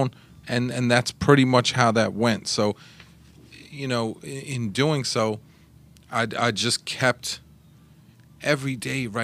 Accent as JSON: {"language": "English", "town": "Bronxville", "region": "New York", "country": "United States", "tie": "born or raised there", "said": "I was born in Bronxville"}